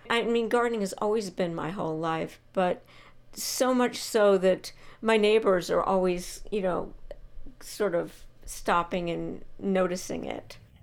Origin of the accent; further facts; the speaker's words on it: Bucks County, Pennsylvania, United States; moved away; as a young child, I was in Bucks County, Pennsylvania